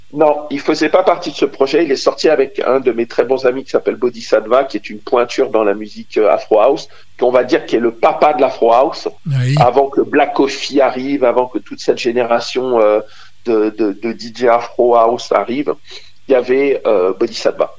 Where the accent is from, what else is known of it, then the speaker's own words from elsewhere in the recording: Côte d’Ivoire; moved away as an adult; also born or lived in Burkina Faso / Savoie, France; now in France; je suis né exactement au Burkina Faso, et j'ai vécu 20 ans en Côte d'Ivoire